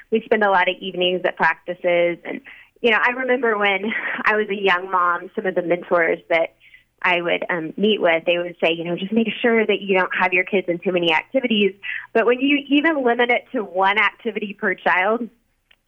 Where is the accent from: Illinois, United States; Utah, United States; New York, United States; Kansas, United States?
Kansas, United States; Wichita; moved away as an adult; also born or lived in Dallas, Texas; I moved from Dallas, Texas, back to my hometown of Wichita, Kansas, which is where I live right now